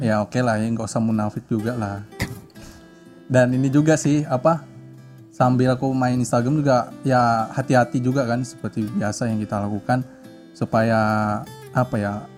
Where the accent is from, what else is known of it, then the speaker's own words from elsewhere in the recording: Tanjung Pinang, Riau Islands, Indonesia; moved away as an adult; aslinya dari Kepulauan Riau, Kota Tanjung Pinang